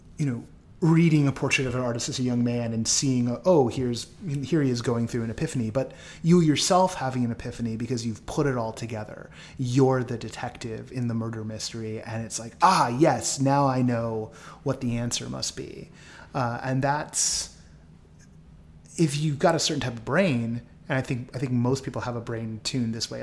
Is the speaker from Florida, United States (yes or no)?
no; the Bay Area, California, United States; moved away; I'm from the Bay